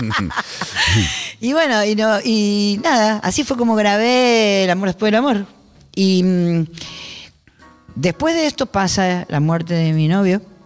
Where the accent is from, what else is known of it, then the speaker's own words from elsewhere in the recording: Buenos Aires, Argentina; accent: porteño; moved away as an adult; also born or lived in Spain; Yo siempre hablé argento y soy muy porteña hablando